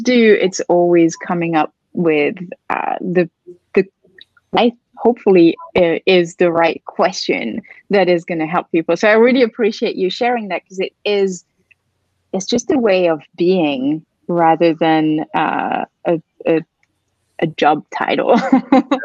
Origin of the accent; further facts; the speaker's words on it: France; moved away as an adult; also born or lived in London / Barcelona / Philippines / Bali; now in New York, United States; I grew up in France